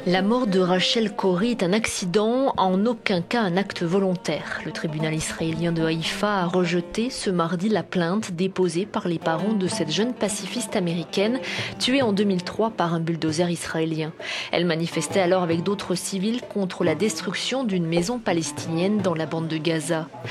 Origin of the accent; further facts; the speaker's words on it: France; je suis euh, française